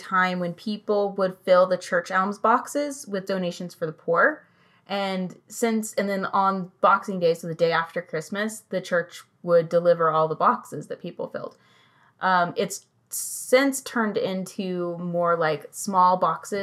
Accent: England, United Kingdom; moved away; my home country, England

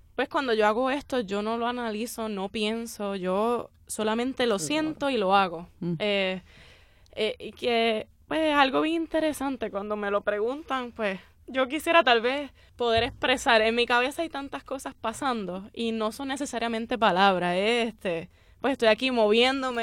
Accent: Puerto Rico; somos puertorriqueños todos

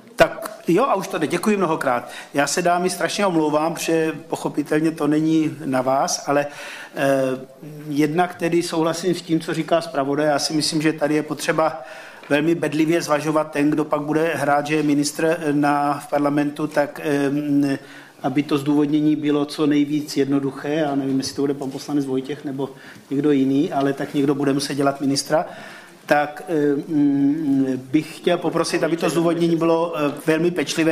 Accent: Slovakia; moved away as an adult; now in Czech Republic; jsem Slovák, Nemám český občanský průkaz

